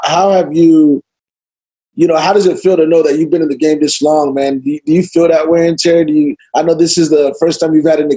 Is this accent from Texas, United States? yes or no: yes; Dallas, Texas, United States; I'm from Texas, you know, Dallas, Fort Worth